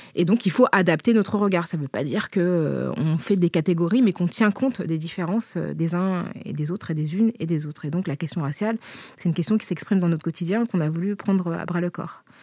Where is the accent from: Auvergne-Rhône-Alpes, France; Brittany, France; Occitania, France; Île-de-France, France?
Île-de-France, France; Paris; also born or lived in La Courneuve; je suis née euh, à Paris, où j'ai grandi et où j'ai euh, toujours vécu